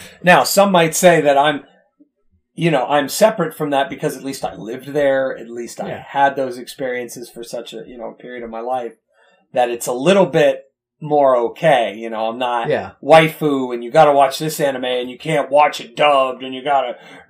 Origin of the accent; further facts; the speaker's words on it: United States; But as an American, we know better.